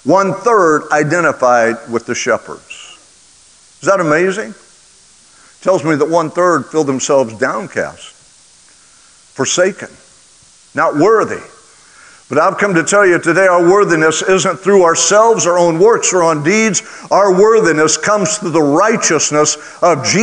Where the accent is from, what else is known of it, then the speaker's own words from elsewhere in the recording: Oklahoma, United States; I grew up in Oklahoma